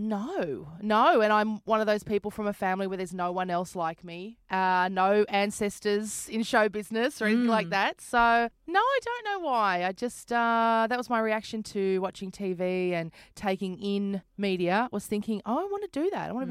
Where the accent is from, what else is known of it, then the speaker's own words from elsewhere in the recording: Brisbane, Queensland, Australia; moved away as an adult; also born or lived in St Kilda, Melbourne; I'm a comedian from Brisbane